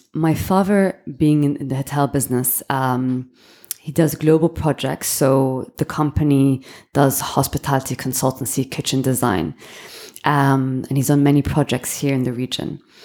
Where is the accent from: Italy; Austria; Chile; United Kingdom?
United Kingdom; London; moved away as an adult; also born or lived in Hong Kong / Miami / Beirut / Switzerland; now in Dubai, United Arab Emirates; born and raised in London.